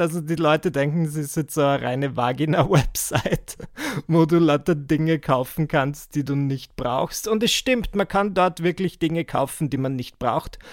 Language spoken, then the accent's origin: German; Burgenland, Austria; moved away as an adult; now in Vienna, Austria; in der Gegend gern hätte, wo ich geboren wurde. Das ist so im Burgenland. Und wenn du mir das gesagt hättest mit achtzehn, dass ich je wieder dorthin ziehen würde, wo ich herkomme